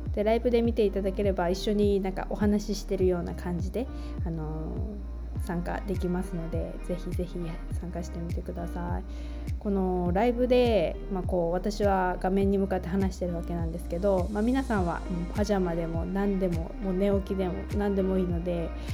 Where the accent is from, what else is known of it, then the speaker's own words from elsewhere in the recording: Japan; also born or lived in United States / Taiwan; 日本の田舎で育ち、アメリカ留学、台湾でのワーキングホリデーに行く